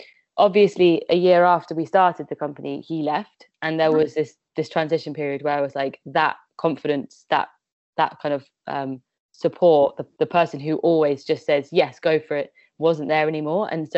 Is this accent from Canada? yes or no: no; West Midlands, United Kingdom; I grew up in the West Midlands